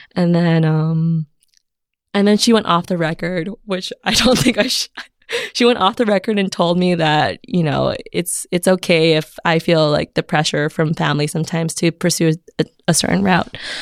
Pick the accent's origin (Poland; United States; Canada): United States; Alhambra, California; moved away as an adult; also born or lived in Connecticut / San Francisco; I grew up in Alhambra, California